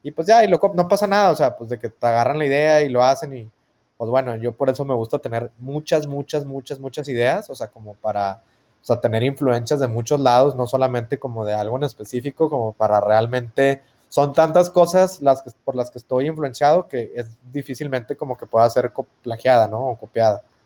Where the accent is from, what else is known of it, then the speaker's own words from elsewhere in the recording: Monterrey, Nuevo León, Mexico; ya no sé si regia mexicana o latina